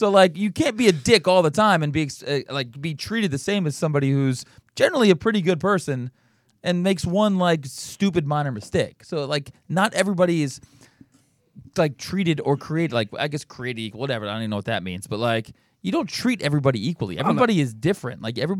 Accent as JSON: {"language": "English", "region": "New Jersey", "country": "United States", "tie": "born or raised there", "lives_now": "Boston, United States", "said": "You're obviously an East Coast guy. I grew up in South Jersey, live in Boston."}